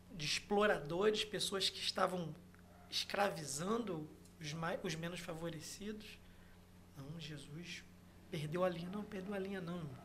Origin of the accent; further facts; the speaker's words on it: Macaé, Rio de Janeiro, Brazil; primeira igreja batista da Barra de Macaé, onde eu cresci